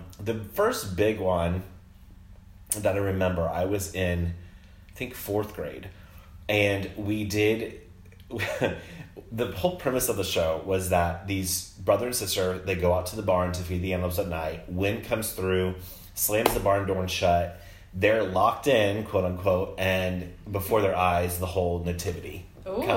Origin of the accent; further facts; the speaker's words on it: Monticello, Illinois, United States; also born or lived in Decatur, Illinois; grew up in a small town called Monticello, Illinois. Central.